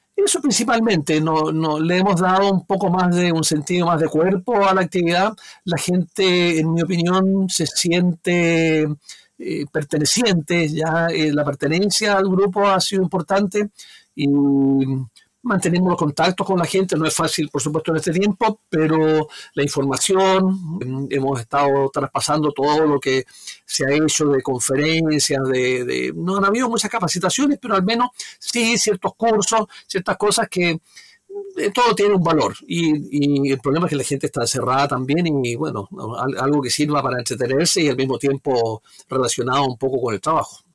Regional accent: Magallanes y de la Antártica Chilena, Chile; yo soy magallánico, yo soy patagón.

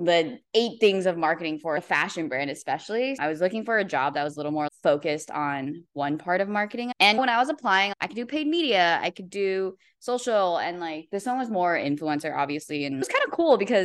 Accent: Metuchen, New Jersey, United States; moved away as an adult; also born or lived in Edison, New Jersey; now in Los Angeles, United States; I grew up in Metuchen. I was born in Edison and then I moved to Metuchen

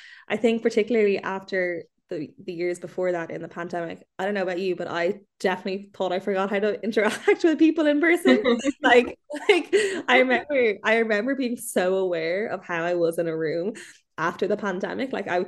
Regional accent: Ireland; there is something so special about being Irish abroad because there's a sense of like you look out for one another.

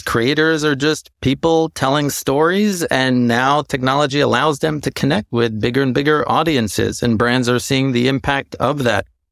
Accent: New York, United States; growing up in New York, watching M T V

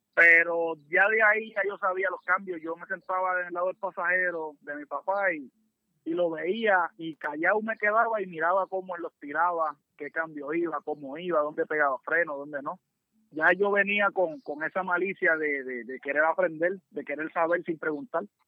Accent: Naguabo, Puerto Rico; nosotros somos los … de Nahuabo

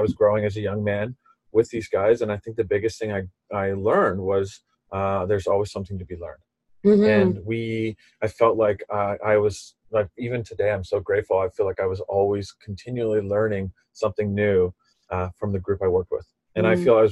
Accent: Ontario, Canada; I'm originally from Ontario. I grew up in Ontario

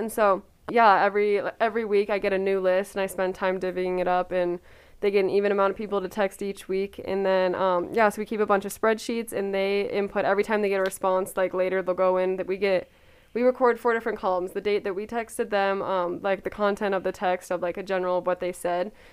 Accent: Coeur d'Alene, Idaho, United States; I'm from Coeur d'Alene, Idaho.

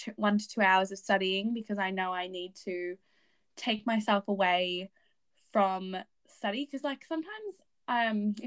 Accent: New South Wales, Australia; I did my HSC because I'm from New South Wales

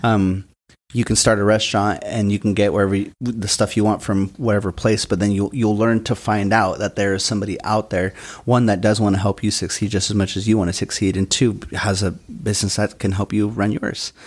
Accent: West Side, Washington, United States; I'm from the West Side

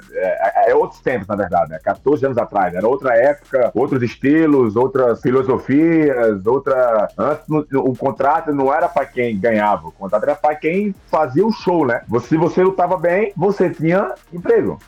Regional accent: Northeast Region, Brazil; minha terra tem uma festa chamada Chamegão, que é o São João, né? Que é muito forte no Nordeste.

